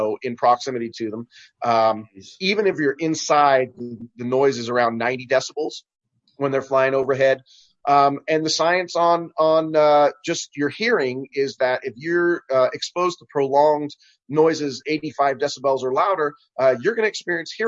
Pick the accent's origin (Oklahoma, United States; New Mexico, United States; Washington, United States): Washington, United States; Marysville; my hometown of Marysville